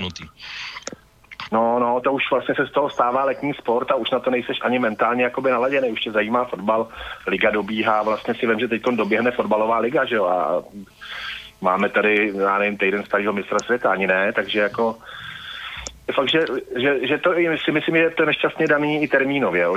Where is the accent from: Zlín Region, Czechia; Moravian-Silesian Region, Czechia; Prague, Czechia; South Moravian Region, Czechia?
Prague, Czechia; jako Pražák křtěný Vltavou